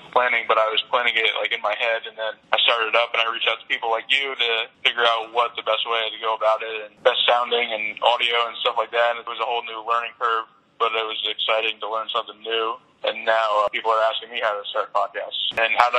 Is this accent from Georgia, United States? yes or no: no; West Haven, Connecticut, United States; I was from West Haven